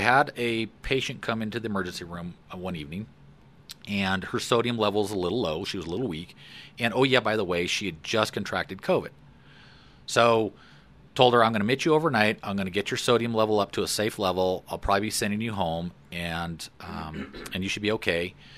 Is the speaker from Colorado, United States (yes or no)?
yes; Fort Collins, Colorado, United States; also born or lived in LaPorte, Colorado; I grew up in Fort Collins. So my parents moved us there in nineteen sixty-eight. I was a year and a half old.